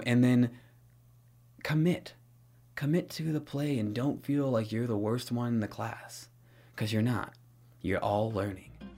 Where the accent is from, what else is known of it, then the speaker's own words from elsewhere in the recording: Santa Monica, California, United States; I was born in Santa Monica, California, uh, in nineteen ninety-five